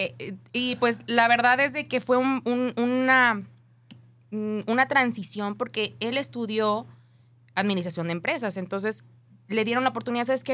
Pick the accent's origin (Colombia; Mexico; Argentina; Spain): Mexico; Ocotlán, Jalisco; also born or lived in Guadalajara, Jalisco; Nací en Guadalajara, pero como a los meses me fui a vivir a Ocotlán, Jalisco